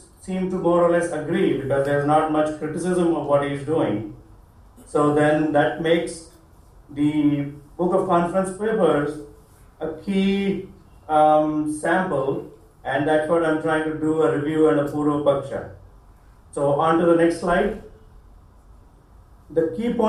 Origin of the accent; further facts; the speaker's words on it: India; moved away as an adult; now in Toledo, United States; I grew up in India, and after completing my bachelor's, came to the US, got two masters. I live and work in the Toledo area, Ohio